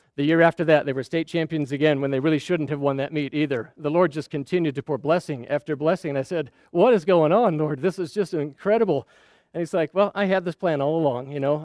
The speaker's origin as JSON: {"language": "English", "town": "Scottsdale", "region": "Arizona", "country": "United States", "tie": "born or raised there", "also_born_or_lived": "Saudi Arabia", "said": "We were growing up in Scottsdale, Arizona."}